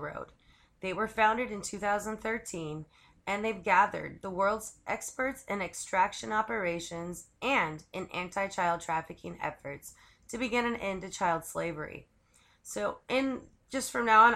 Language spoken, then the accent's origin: English; California, United States; I'm from California